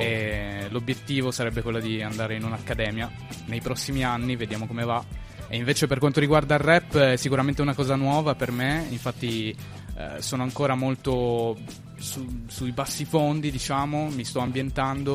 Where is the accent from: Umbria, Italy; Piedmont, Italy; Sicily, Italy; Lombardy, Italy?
Piedmont, Italy; Turin; Io sono di Torino, ho origini da parte di, della famiglia di mio padre sarde e dalla famiglia di mia madre calabresi